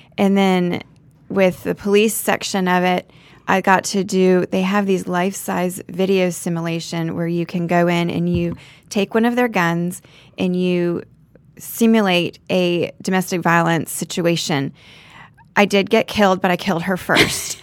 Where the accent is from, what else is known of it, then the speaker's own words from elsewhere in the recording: Naples, Florida, United States; moved away as an adult; now in Park Cities, Dallas, United States; I grew up in Naples, Florida